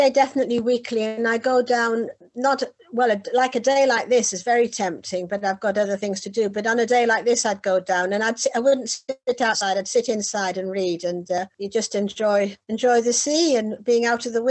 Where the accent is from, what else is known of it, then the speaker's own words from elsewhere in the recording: Whitley Bay, North East England, United Kingdom; now in Hove, United Kingdom; I was living just in the south of England, but as you probably tell from my accent, I come from the north of England, from Whitley Bay, which is on the coast